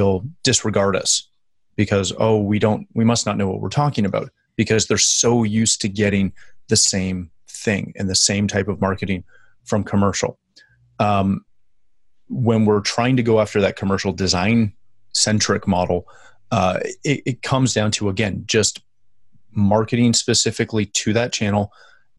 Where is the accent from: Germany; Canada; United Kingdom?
Canada; For us being Canadian